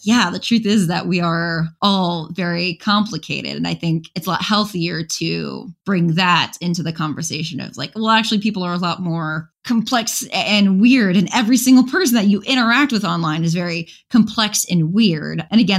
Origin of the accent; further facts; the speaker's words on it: Chicago, Illinois, United States; I grew up around Chicago.